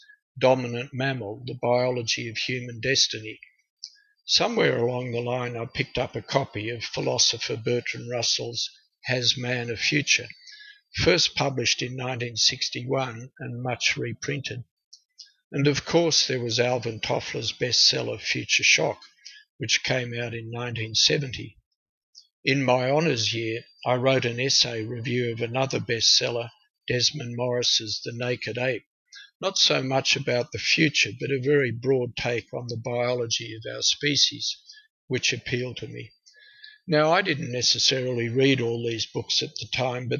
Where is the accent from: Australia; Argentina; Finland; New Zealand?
Australia; Canberra, Australian Capital Territory; also born or lived in Tokyo, Japan; I grew up in Canberra